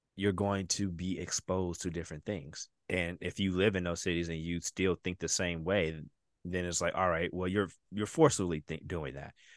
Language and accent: English; Detroit, Michigan, United States; moved away; That's Detroit." Yeah. That's where I'm from.